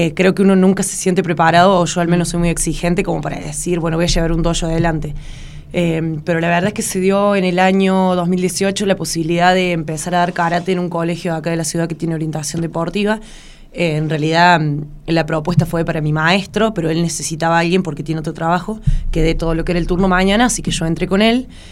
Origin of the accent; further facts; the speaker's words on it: Río Cuarto, Córdoba, Argentina; soy la única de Río Cuarto